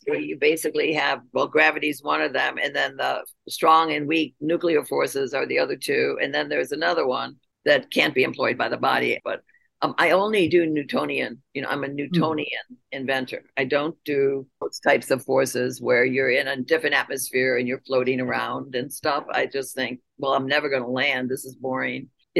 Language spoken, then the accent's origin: English; New York, United States; accent: upstate New York; I learned how to lose my accent from upstate New York.